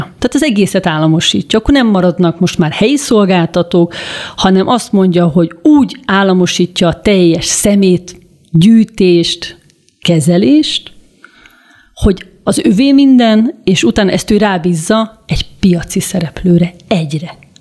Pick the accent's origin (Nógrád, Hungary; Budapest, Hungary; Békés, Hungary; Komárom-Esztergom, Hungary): Budapest, Hungary; én, mint budapesti lakos